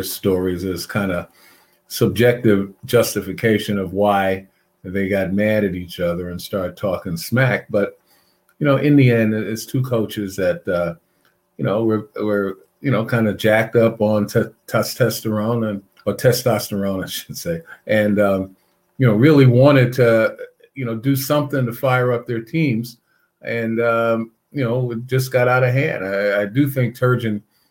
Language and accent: English; New York City, New York, United States; also born or lived in Boston; my hometown, Brooklyn, New York